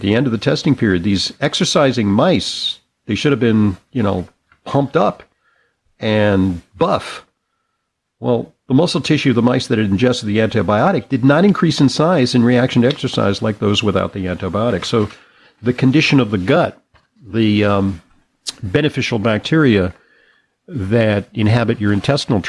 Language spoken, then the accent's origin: English; California, United States; growing up in California